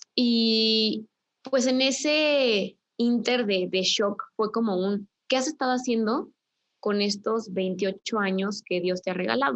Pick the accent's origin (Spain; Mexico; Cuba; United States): Mexico; Querétaro; yo soy de Querétaro